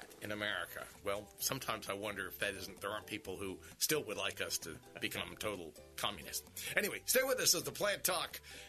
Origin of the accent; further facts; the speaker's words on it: Sun City, United States; I didn't grow up in Chicago. I grew up in Sun City.